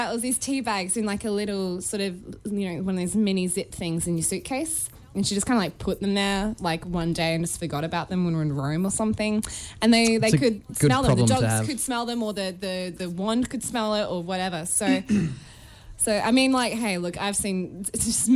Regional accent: Australia

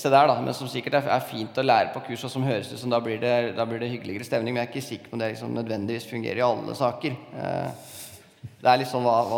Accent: Innlandet, Norway; jeg kommer fra Toten og føler at jeg, at jeg, jeg er ikke så veldig streng på hvordan folk eh, kler seg.

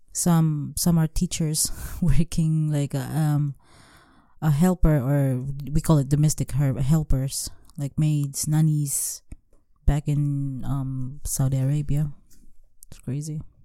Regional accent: Philippines; moved away as an adult; for us as a Filipina, we grow up taking care of our family

